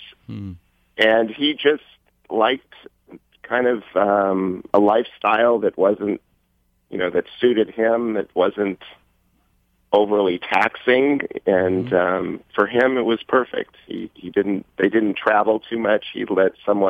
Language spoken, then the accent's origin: English; Los Angeles, California, United States; I actually grew up in West Los Angeles.